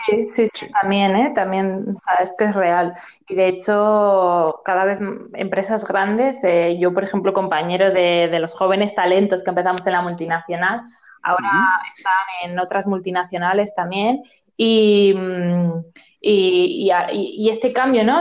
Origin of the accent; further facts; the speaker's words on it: Zaragoza, Aragon, Spain; yo soy de Zaragoza